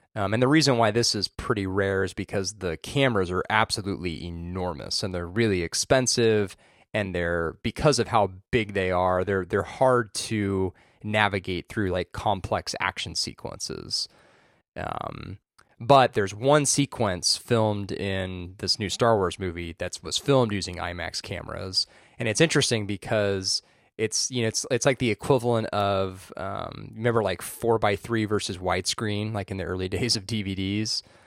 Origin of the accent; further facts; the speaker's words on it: Orange County, California, United States; I grew up in Orange County